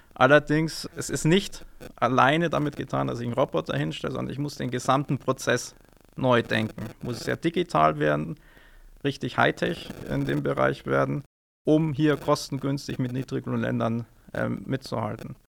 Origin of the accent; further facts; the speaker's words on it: Neumarkt in der Oberpfalz, Bavaria, Germany; moved away as an adult; also born or lived in Münster / Munich / Ingolstadt; now in Amberg, Germany; Ich selbst bin gebürtiger Neumarkter